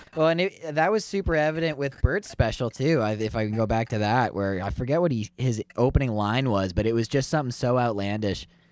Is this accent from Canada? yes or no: yes; Canada; I'm Canadian